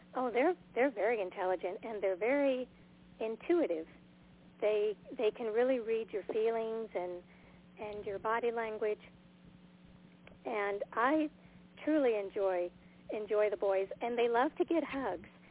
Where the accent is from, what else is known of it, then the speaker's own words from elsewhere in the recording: Southfield, Michigan, United States; now in Montana, United States; I was from Michigan too. I was born outside of the uh, Detroit area in Southfield